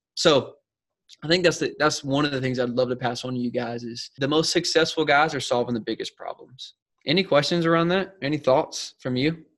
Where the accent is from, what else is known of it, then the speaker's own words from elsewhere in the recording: South Carolina, United States; moved away as an adult; now in San Diego, United States; I'm originally from South Carolina, so I'm an East Coast boy myself, born and raised